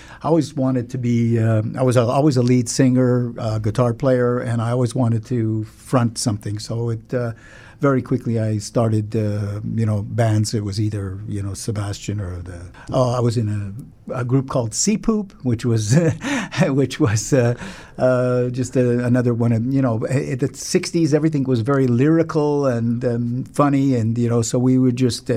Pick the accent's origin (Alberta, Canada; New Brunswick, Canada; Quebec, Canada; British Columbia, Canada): Quebec, Canada; Montreal; moved away as an adult; also born or lived in London, England; I grew up in Ville-Saint-Laurent.